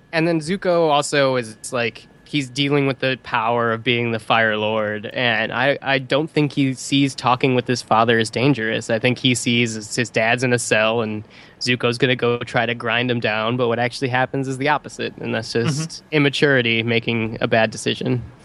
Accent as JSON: {"language": "English", "region": "the West", "country": "United States", "tie": "born or raised there", "said": "growing up in the West"}